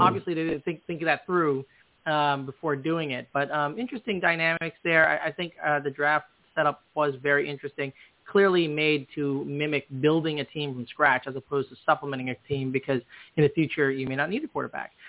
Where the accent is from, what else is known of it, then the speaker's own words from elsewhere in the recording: outside of Chicago, Illinois, United States; Growing up outside of Chicago